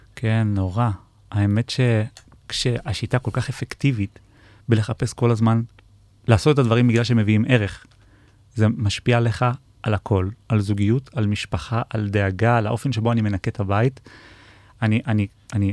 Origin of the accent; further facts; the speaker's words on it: Israel; בתור uh, ישראלים